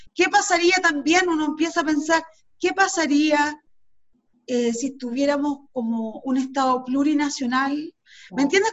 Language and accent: Spanish; Chile; nosotros como chilenos y chilenas